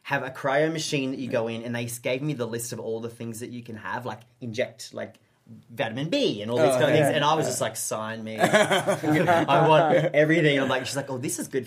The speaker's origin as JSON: {"language": "English", "country": "Australia", "moved": "as an adult", "lives_now": "Los Angeles, United States", "said": "being Australian"}